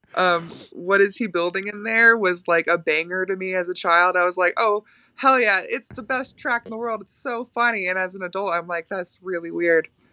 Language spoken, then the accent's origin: English; Florida, United States; moved away as an adult; also born or lived in Winnipeg, Canada; now in New York, United States